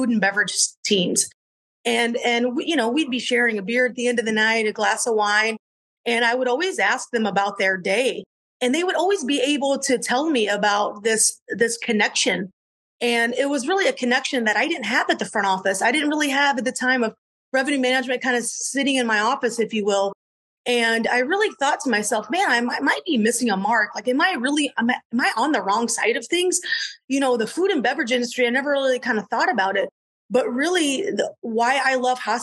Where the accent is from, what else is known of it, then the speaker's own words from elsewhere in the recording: Southwest Michigan, United States; moved away as an adult; I grew up in Southwest Michigan, where it's really the fruit belt of Michigan